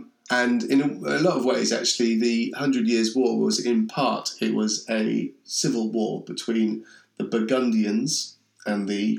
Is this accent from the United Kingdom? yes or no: yes; England, United Kingdom